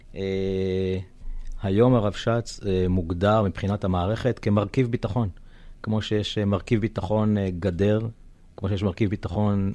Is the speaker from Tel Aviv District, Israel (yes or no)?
no; Kvutzat Yavne, Southern District, Israel; moved away as an adult; now in Alumim, Israel; אני יליד קבוצת יבנה, קיבוץ אה, דתי